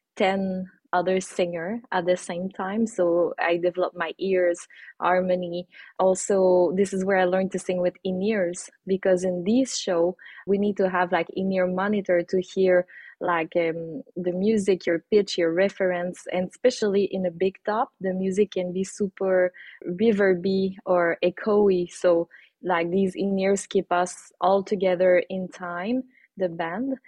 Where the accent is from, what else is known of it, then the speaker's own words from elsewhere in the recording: Saint-Nazaire, Quebec, Canada; moved away as an adult; also born or lived in Mexico; I'm from Saint-Nazaire, which is a small town with 2,000 people a little bit far away from the city